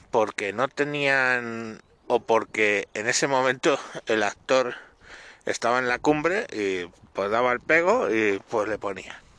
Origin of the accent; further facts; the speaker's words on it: Spain; los que somos los españoles los que tenemos la leyenda negra